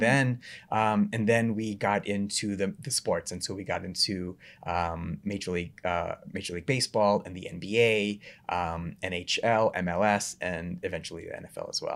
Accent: Memphis, Tennessee, United States; moved away as an adult; also born or lived in Knoxville, Tennessee / Atlanta, Georgia; I grew up in Memphis, went to school in Knoxville

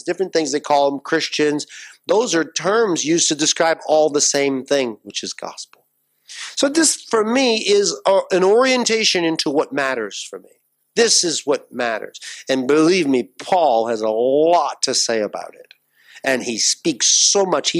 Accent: United States; as an American

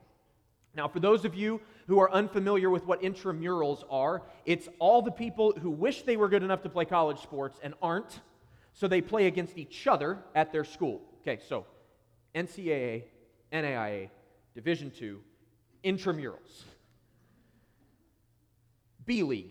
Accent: Columbus, Ohio, United States; moved away as an adult; now in Columbus, United States; I am recently a church planter to Columbus, Ohio, which is my hometown. It's where I grew up.

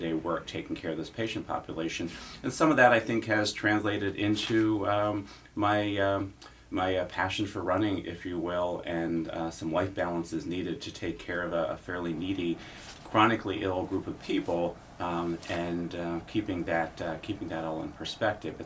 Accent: Lancaster, Pennsylvania, United States; riding with the Lancaster Bicycle Club when I was growing up in Lancaster.

